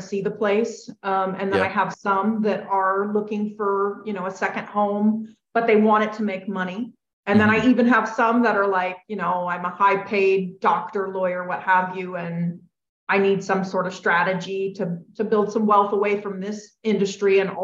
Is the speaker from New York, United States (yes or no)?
no; California, United States; moved away as an adult; now in Tennessee, United States; I'm from California